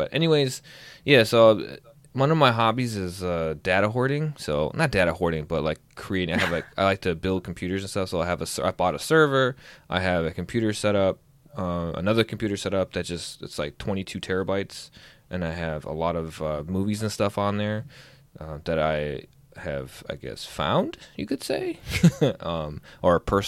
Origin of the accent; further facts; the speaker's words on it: outside of Chicago, Illinois, United States; I grew up right outside of Chicago